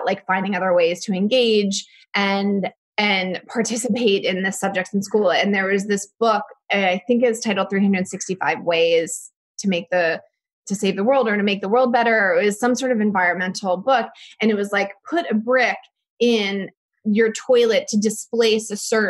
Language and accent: English; outside of Philadelphia, Pennsylvania, United States; I had a very average suburban childhood. I grew up outside of Philadelphia to an architect and a nurse